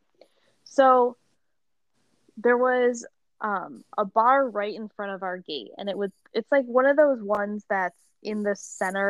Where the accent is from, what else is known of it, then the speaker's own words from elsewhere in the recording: Buffalo, New York, United States; I'm like so from Buffalo